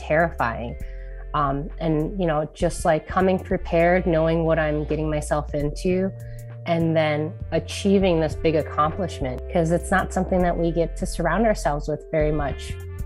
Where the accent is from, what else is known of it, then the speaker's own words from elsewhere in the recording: Minneapolis, Minnesota, United States; I grew up in Minneapolis not knowing about this place for almost, you know, 27 years